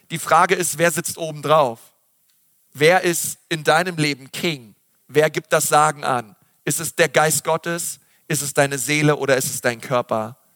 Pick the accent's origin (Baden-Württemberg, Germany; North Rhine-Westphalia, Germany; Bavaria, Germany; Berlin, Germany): Berlin, Germany; Ich weiß noch früher ähm, als Schüler, bei uns in Berlin, da gab es immer so ein Freibad